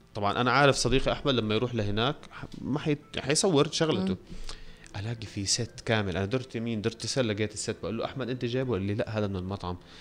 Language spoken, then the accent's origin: Arabic; Syria; في سوريا انا سوري